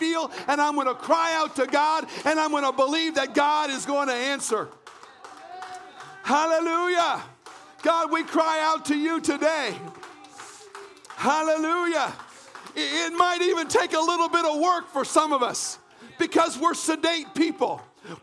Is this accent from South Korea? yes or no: no; Canada; I was brought up in Canada